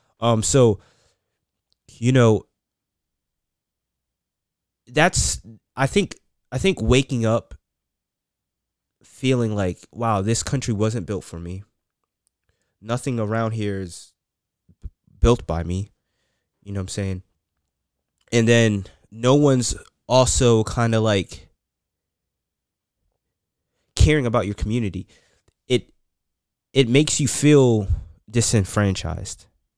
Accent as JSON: {"language": "English", "region": "New York", "country": "United States", "tie": "born or raised there", "said": "So, like being a like, for example, an inner city kid. Growing up in New York, I see neighborhoods still segregated."}